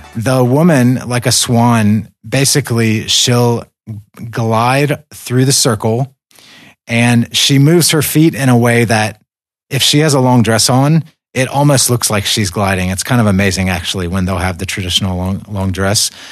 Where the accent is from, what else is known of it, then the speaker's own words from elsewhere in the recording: United States; moved away as an adult; also born or lived in Caucasus; I viewed this list as American